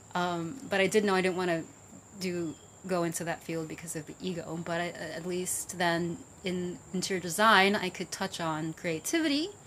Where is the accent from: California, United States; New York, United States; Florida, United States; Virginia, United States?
New York, United States; New York City; also born or lived in Vietnam; I grew up in the Bronx.